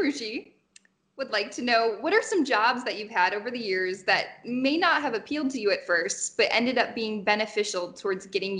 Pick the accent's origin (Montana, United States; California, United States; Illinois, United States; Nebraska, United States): Illinois, United States; Chicago; I'm from Chicago